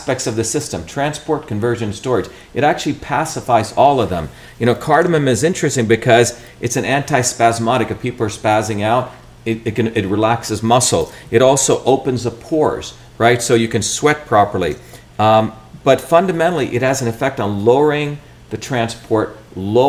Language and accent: English; India; moved away; growing up in India